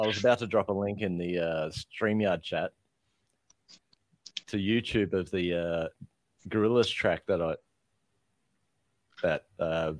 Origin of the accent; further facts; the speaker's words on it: Australia; now in Perth, Australia; I'm an Aussie.